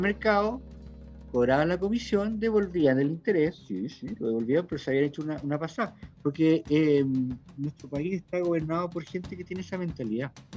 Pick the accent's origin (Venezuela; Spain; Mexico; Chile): Chile; como pueblo chileno digo, todos los bueno, clase media, media, clase media precaria, clase media media, clase, media intelectual